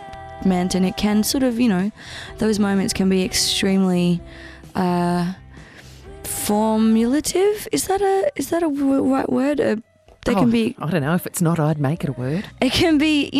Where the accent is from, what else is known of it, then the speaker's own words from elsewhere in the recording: Brisbane, Queensland, Australia; also born or lived in Papua New Guinea; I am from Brisbane